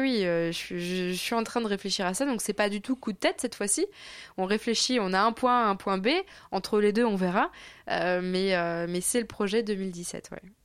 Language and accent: French; France; j'aime toujours revenir en France parce qu'évidemment, j'y ai toutes mes attaches, ma famille